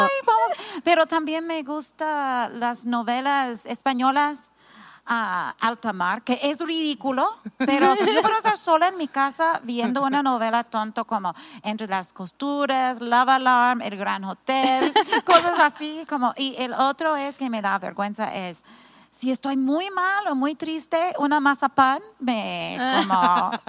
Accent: California, United States; also born or lived in Mazatlán, Mexico; now in Tepic, Mexico; Yo soy de California, viví 10 años en Mazatlán

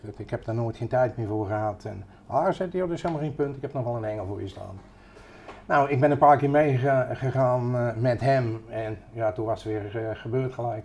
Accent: Utrecht, Netherlands; En opgegroeid in Utrecht. naar school gegaan in Utrecht, leren vissen in Utrecht

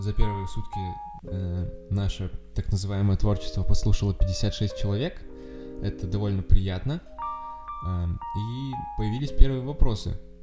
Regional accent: Kamchatka Krai, Russia; now in Saint Petersburg, Russia; Я с Камчатки

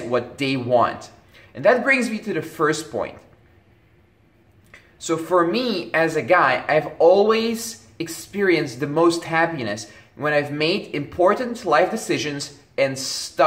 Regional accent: Belgium; when I was growing up in Belgium

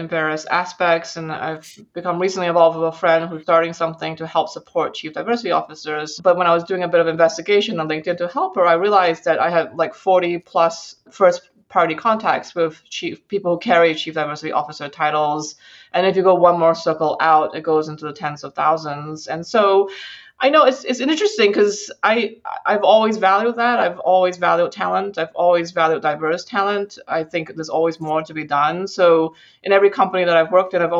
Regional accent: Singapore; now in United States; I grew up in Asia and I grew up in Singapore specifically

